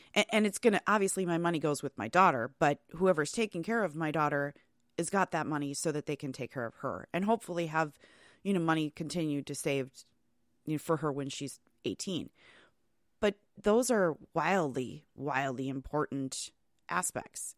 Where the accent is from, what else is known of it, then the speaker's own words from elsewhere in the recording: Wisconsin, United States; we all complain about the weather in Wisconsin, yet us lifers, um, we stay